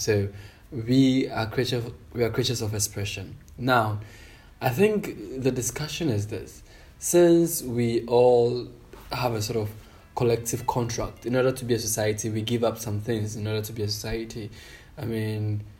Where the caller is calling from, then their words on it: Accra, Greater Accra, Ghana; I'm speaking from Accra.